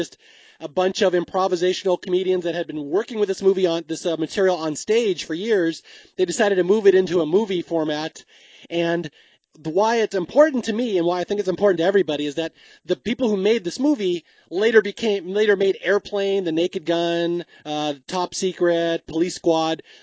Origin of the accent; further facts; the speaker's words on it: Bellevue, United States; So when my brother and I were growing up in Bellevue, we were very sheltered.